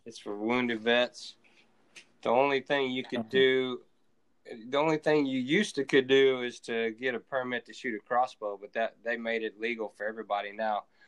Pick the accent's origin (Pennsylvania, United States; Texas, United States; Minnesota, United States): Texas, United States; I'm from Texas